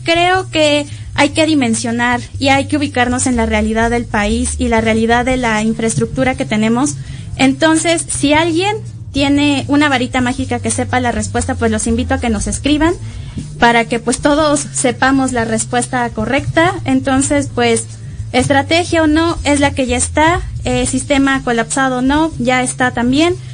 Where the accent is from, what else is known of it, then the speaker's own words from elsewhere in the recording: Mexico; nosotros como mexicanos